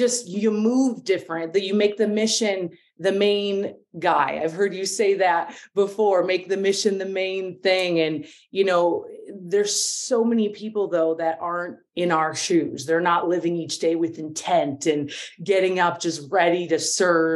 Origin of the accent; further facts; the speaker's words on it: Minnesota, United States; moved away; also born or lived in Santa Monica; I grew up in Minnesota